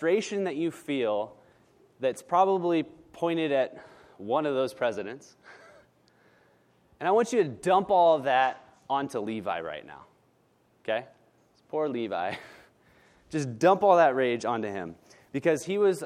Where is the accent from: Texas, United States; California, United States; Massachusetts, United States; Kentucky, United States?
California, United States; Northern; now in Southern California, United States; I was born and raised in Northern California